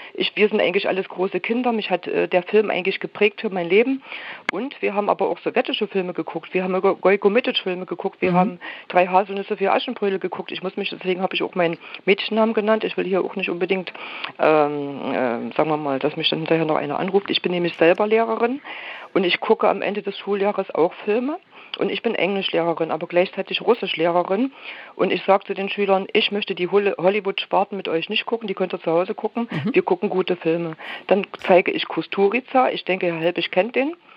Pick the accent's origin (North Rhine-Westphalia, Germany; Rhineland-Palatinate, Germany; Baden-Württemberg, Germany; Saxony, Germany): Saxony, Germany; Leipzig; ich bin in Leipzig groß geworden